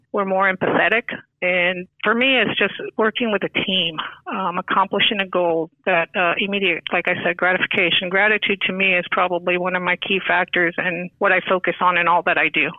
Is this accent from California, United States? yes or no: no; New York, United States; now in Florida, United States; I am originally from New York, uh, moved to Florida in 1980, so pretty much a Floridian.